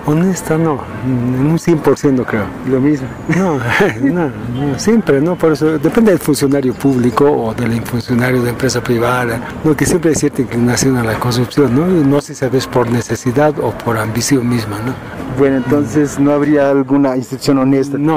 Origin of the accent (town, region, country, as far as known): Bolivia